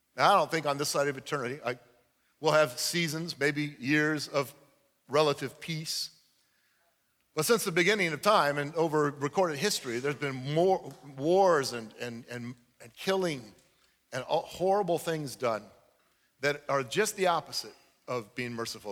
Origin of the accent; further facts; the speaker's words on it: United States; I'm an American